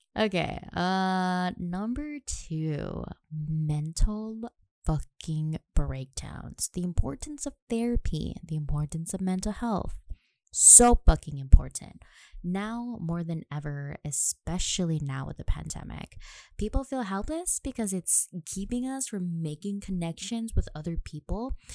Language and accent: English; Nanakuli, Hawaii, United States; moved away as an adult; now in Pearl City, United States; I was born and raised on the west side of Oahu, graduated from Nanakuli High and Intermediate School